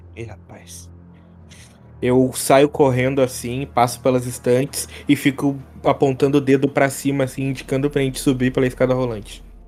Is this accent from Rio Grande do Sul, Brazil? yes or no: yes; Gaúcho, Rio Grande do Sul, Brazil; sou muito gaúcho mesmo